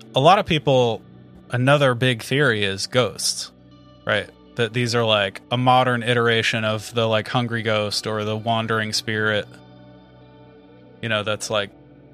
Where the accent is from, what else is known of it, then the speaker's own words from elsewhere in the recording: United States; We're American, yeah.